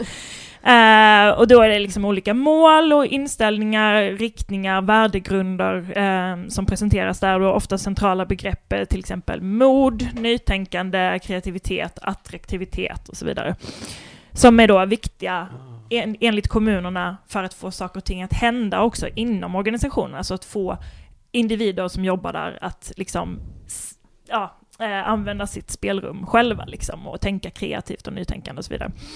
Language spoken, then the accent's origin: Swedish; Kristianstad, Skåne, Sweden; Kristianstad, där jag kommer ifrån